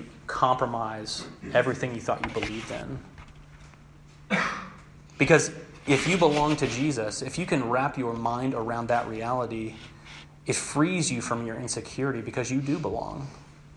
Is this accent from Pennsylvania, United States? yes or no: no; Knoxville, Tennessee, United States; moved away; I'm from Knoxville, Tennessee